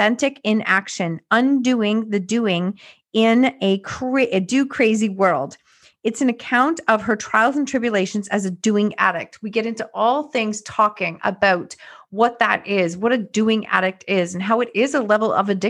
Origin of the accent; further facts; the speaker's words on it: Canada; us Canadians who are here in the winter